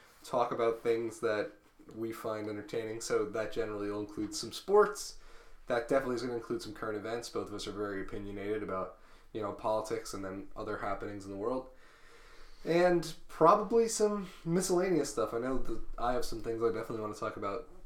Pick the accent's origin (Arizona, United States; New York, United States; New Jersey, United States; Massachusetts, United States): New Jersey, United States; We're from New Jersey